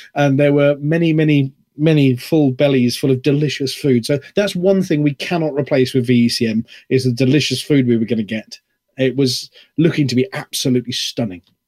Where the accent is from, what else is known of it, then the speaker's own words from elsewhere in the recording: United Kingdom; I'm British